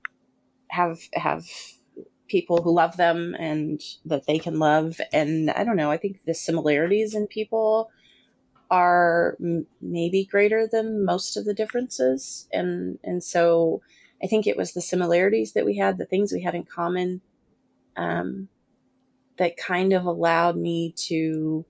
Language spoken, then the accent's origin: English; United States; I'm an American.